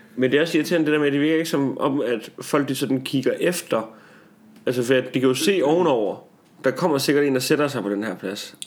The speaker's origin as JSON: {"language": "Danish", "region": "Jutland", "country": "Denmark", "moved": "yes", "said": "jeg var hjemme i Jylland"}